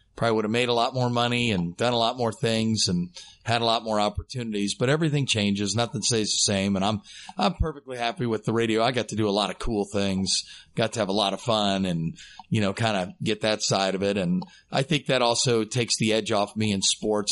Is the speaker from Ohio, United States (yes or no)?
yes; Dayton, Ohio, United States; from right here in Dayton, born and raised in Dayton, Ohio